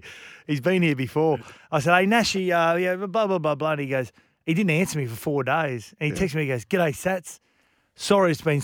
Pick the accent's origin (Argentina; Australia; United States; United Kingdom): Australia; I'm an Australian